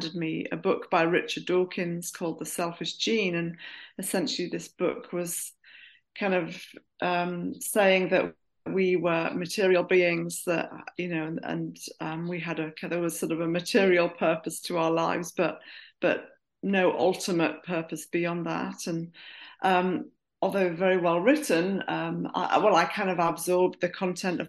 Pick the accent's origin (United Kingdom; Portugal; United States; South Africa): United Kingdom; Durham, North East England; moved away as an adult; also born or lived in Bristol; I grew up in Durham. I went to a comprehensive school in Durham.